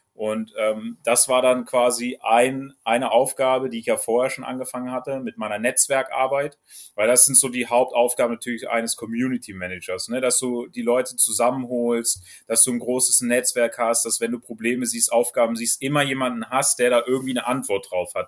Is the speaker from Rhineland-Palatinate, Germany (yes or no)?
yes; Trier, Rhineland-Palatinate, Germany; moved away as an adult; also born or lived in Celle, Lower Saxony; ich komme ja ursprünglich aus, aus Trier, aus Rheinland-Pfalz